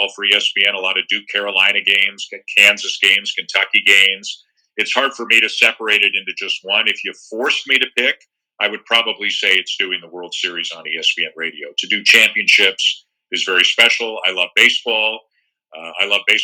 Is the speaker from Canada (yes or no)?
yes; Toronto, Ontario, Canada; being from Toronto, I'd be lying if I said that it's not a little bit extra special to cover a team from my hometown